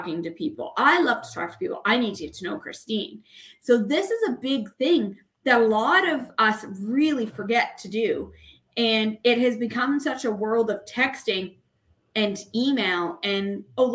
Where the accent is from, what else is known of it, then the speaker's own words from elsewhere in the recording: Canada; I am from Canada